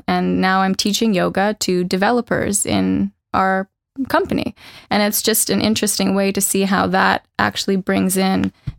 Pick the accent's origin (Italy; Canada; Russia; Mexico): Canada; moved away as an adult; now in Norway; came here and found, wow, Norway's a lot more different than I had assumed when I came from Canada.